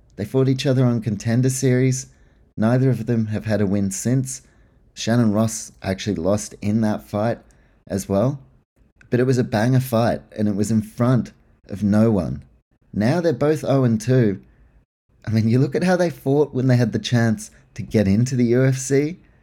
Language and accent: English; Australia; being Australian